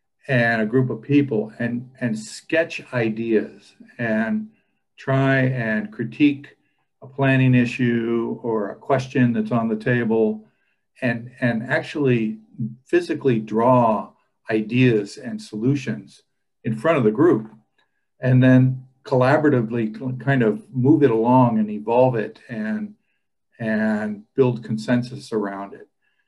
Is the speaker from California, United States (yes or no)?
yes; San Francisco, California, United States; moved away as an adult; now in Oregon, United States; I grew up in San Francisco. Very urban experience there, obviously. And it was a great place to grow up in the 60s.